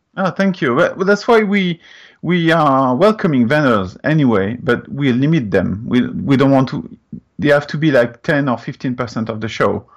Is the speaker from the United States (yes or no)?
no; France; English is a second language; moved away as an adult; now in Canada; as you can hear, I'm coming from France